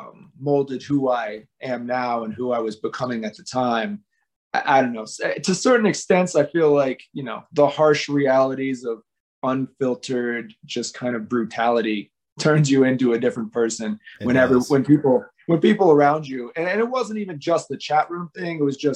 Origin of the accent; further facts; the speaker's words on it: Las Vegas, Nevada, United States; I grew up in a bunch of different places, but mostly in Las Vegas.